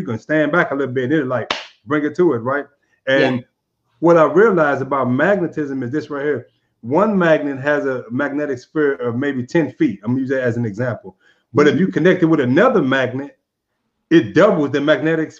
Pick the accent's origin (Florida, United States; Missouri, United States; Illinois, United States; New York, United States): Missouri, United States; St. Louis; now in Arizona, United States; now here in Arizona, I'm from St. Louis, and St. Louis as an environment gave me a lot